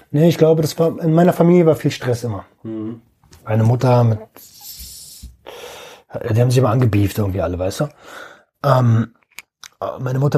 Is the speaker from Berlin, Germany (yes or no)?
yes; Berlin, Germany; ich komme aus Berlin, wohne jetzt hier und so.